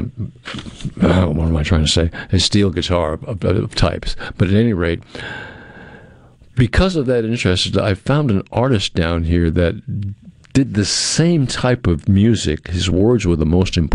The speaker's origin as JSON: {"language": "English", "region": "New England", "country": "United States", "tie": "born or raised there", "said": "I grew up in New England."}